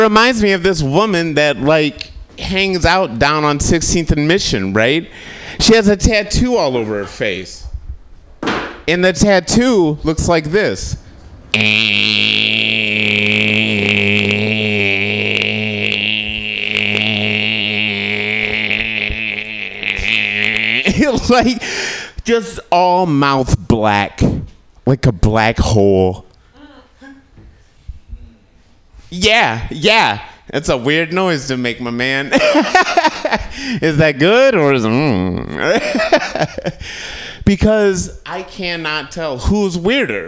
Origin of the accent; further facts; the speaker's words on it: Kalamazoo, Michigan, United States; I'm from Michigan, from Kalamazoo, Michigan